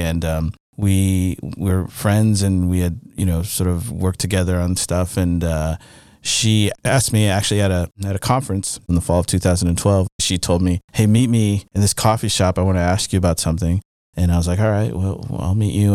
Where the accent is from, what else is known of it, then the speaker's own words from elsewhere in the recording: Missouri, United States; I'm from, uh, mid-Missouri, from a, also a black town.